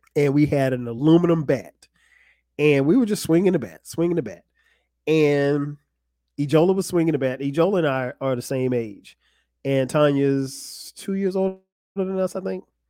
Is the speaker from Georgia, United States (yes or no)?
no; Florence, South Carolina, United States; moved away as an adult; also born or lived in New Jersey; now in Atlanta, United States; Florence, South Carolina, where I grew up.